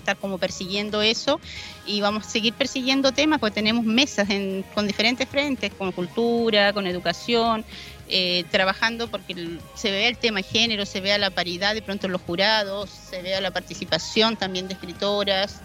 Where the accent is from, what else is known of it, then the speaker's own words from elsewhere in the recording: Argentina; moved away as an adult; also born or lived in Talcahuano, Chile; viví en Argentina desde los 10 hasta los 24 años